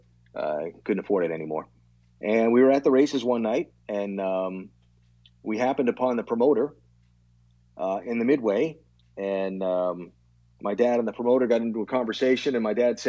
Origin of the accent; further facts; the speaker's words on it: Providence, Rhode Island, United States; Growing up, Providence, Rhode Island. I grew up in Rhode Island